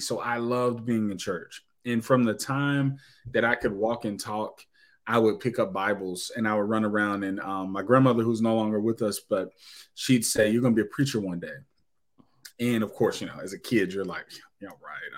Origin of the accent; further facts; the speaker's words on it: Knoxville, Tennessee, United States; moved away as an adult; now in Indianapolis, United States; I was born in Knoxville, Tennessee, and um, so I will tell you that I'm 39 years old. So you know, I ain't I ain't a spring chicken, but um, so I was in Knoxville for uh, 37 plus years. Uh, born and raised